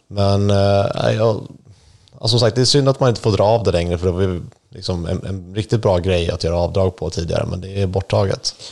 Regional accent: Sweden; i min hemby

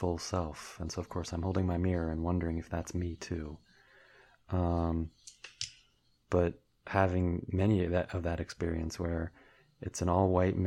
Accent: United States; being an American white heterosexual tall male

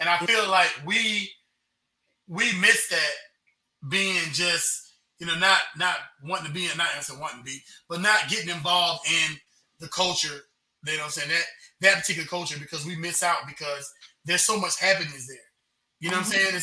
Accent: United States; As a non-Jamaican, as an American

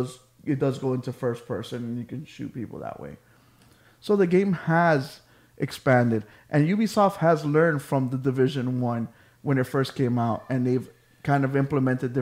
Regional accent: Miami Gardens, Florida, United States; I grew up in Carroll City

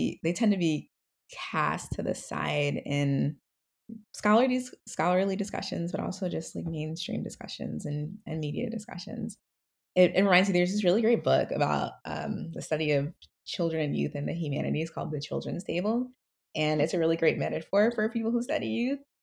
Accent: New Jersey, United States; moved away as an adult; now in Philadelphia, United States; I grew up in South Jersey, so about 30 minutes away from Philly.

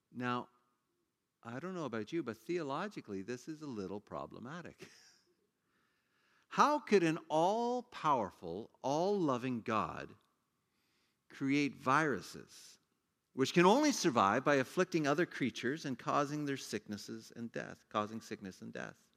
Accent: Ontario, Canada; I grew up in Ontario as a kid.

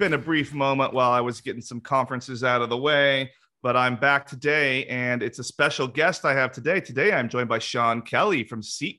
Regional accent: Salem, Oregon, United States; I grew up in Salem, so I'm familiar.

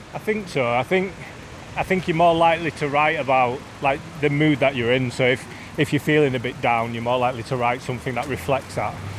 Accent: Leeds, Yorkshire and the Humber, United Kingdom; growing up in Beeston

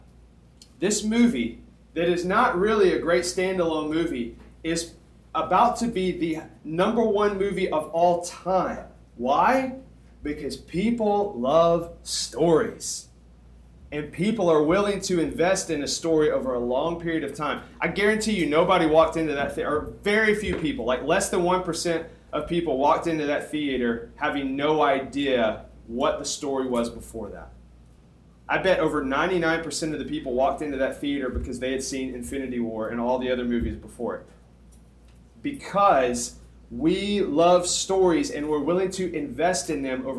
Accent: Tuscumbia, Alabama, United States; moved away; My hometown, when I moved from Tuscumbia, I moved from a town of 7,000 people to 7 million people

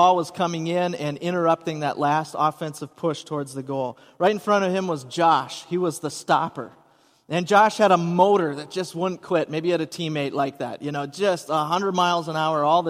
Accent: Hudson, Wisconsin, United States; moved away; I grew up in Hudson

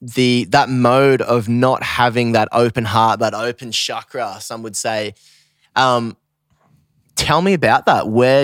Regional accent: Australia; now in United States; I think especially as an Aussie, once you've lived in the States for a while

